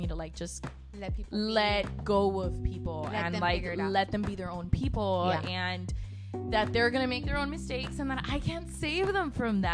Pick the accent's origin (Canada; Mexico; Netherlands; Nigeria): Mexico; Monterrey, Nuevo León; moved away as an adult; also born or lived in Chicago / Laredo; So I was born in Chicago, raised in Monterrey, and then I moved to Laredo in 2016.